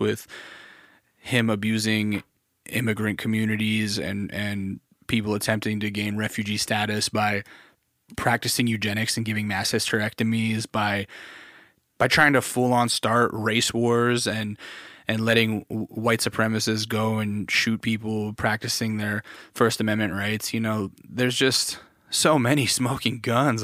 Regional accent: Alaska, United States; I grew up in Alaska

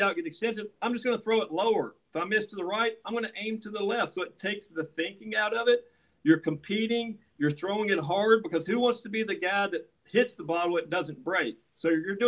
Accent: Kentucky, United States; moved away as an adult; also born or lived in Nashville, Tennessee; now in Huntington Beach, United States; I grew up in Kentucky, so basketball is religious

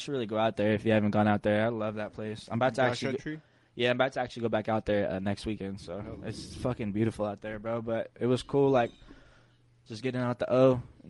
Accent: the South, United States; When I was growing up in South, though, when I was real little, my mom used to have wind chimes around the house.

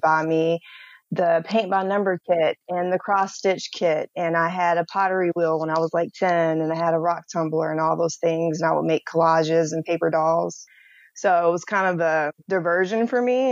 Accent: Atlanta, Georgia, United States; I'm from Atlanta

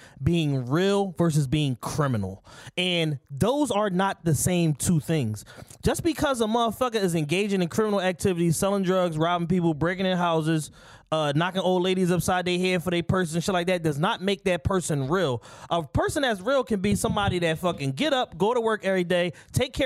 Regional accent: Philadelphia, Pennsylvania, United States; I grew up on 54th, 55th, 58th. I lived everywhere in Southwest

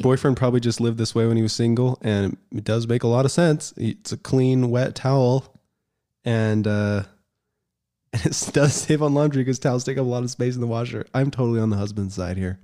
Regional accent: United States; moved away; also born or lived in Utah; I grew up in Colorado and Utah

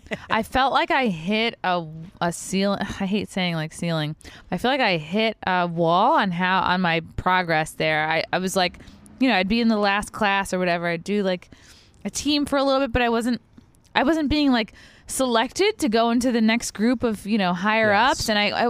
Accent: Long Island, New York, United States; accent: Long Island; Well, that's because I've really worked hard to get rid of my shitty Long Island accent

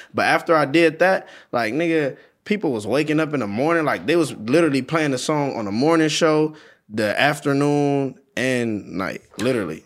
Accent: Compton, California, United States; I'm from Compton

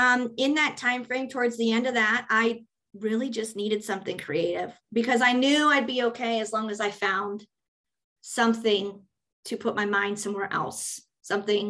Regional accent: Cincinnati, Ohio, United States; I'm from Cincinnati

